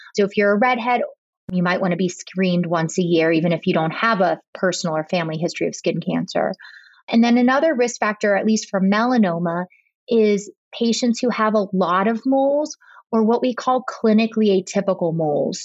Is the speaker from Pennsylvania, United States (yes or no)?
yes; Pittsburgh, Pennsylvania, United States; also born or lived in Boston / Rhode Island; I've been back in my hometown of Pittsburgh for the last eight years